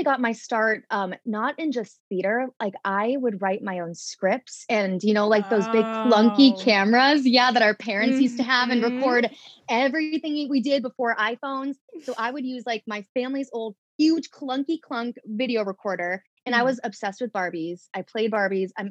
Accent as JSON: {"language": "English", "town": "St. Charles", "region": "Illinois", "country": "United States", "tie": "born or raised there", "moved": "as an adult", "lives_now": "New York City, United States", "said": "I grew up in St. Charles and Geneva, which are basically like the same town, 45 minutes in the western suburbs of Chicago"}